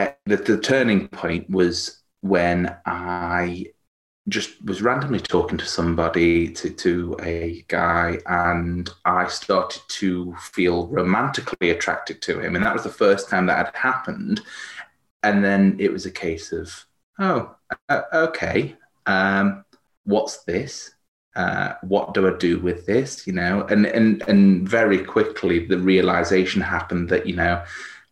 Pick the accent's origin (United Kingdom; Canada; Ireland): United Kingdom; Stoke-on-Trent, West Midlands; also born or lived in Manchester; now in Cheshire, United Kingdom; I'm from Cheshire, so although I'm originally from sort of Stoke-on-Trent and moved around a bit, lived in Manchester for a while